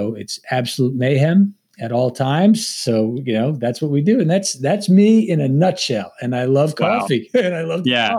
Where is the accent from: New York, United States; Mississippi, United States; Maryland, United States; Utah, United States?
New York, United States; Long Island; I'm a native New Yorker. I'm from Long Island, New York.